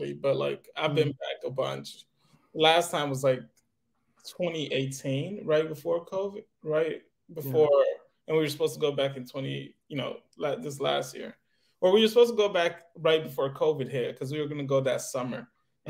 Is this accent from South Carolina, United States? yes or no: no; Detroit, Michigan, United States; moved away as an adult; also born or lived in Nigeria; now in New York, United States; we moved to the United States, moved to Detroit. And I grew up basically in Detroit for most of my life. And now I'm in New York